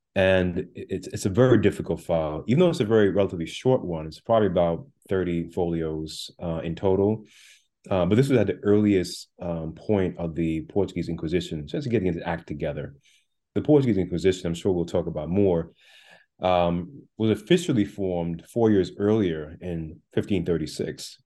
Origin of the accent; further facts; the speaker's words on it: Jamaica; also born or lived in Brooklyn, New York, United States; now in United States; I was born on the island of Jamaica, and I came with my mother and brother to Brooklyn, New York, in the late part of the 1980s